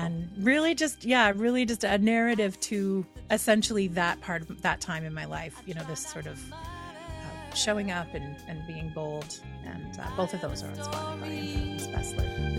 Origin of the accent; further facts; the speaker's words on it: Edmonton, Alberta, Canada; moved away as an adult; in my hometown of Edmonton, Alberta